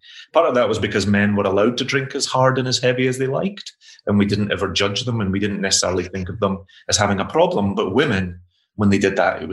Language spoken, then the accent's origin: English; Glasgow, Scotland, United Kingdom; I grew up in Glasgow in the 80s, and my mother suffered with alcoholism my entire life